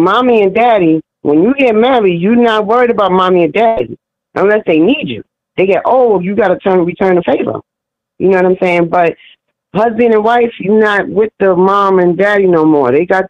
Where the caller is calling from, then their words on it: New York City, New York, United States; I'm calling from New York City, Harlem.